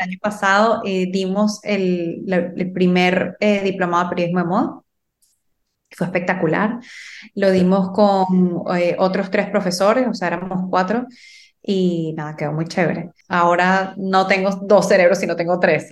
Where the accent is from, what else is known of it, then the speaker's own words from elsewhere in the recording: Venezuela; first language Spanish; moved away as an adult; now in Miami, United States; yo soy venezolana, Ahora les hablo desde Miami, estoy viviendo aquí desde el 2016